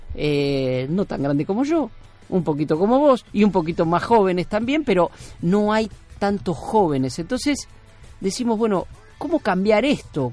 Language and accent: Spanish; Argentina; vivimos en la Argentina, nacimos en la Argentina